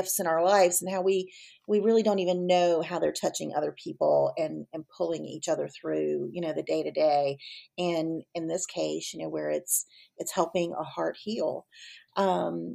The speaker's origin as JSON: {"language": "English", "town": "Virginia Beach", "region": "Virginia", "country": "United States", "tie": "born or raised there", "said": "I grew up in Virginia Beach"}